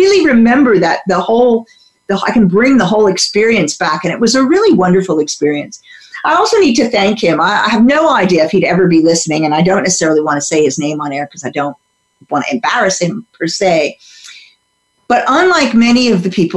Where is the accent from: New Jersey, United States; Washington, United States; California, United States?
New Jersey, United States; I grew up in the U.S. in suburban New Jersey